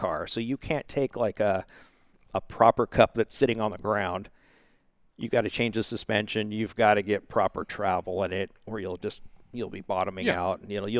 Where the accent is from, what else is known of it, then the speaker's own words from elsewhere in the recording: Seattle, Washington, United States; also born or lived in Bellevue, Washington; My whole life, or our whole lives growing up in Seattle